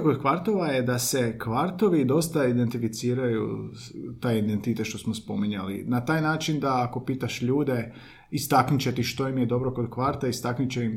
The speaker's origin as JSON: {"language": "Croatian", "town": "Belišće", "region": "Osijek-Baranja County", "country": "Croatia", "moved": "yes", "lives_now": "Zagreb, Croatia", "said": "Ja sam iz Belišća i tamo nema kvartova."}